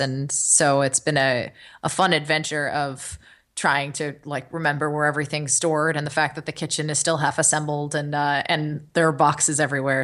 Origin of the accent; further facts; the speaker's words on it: Los Angeles, California, United States; growing up in Los Angeles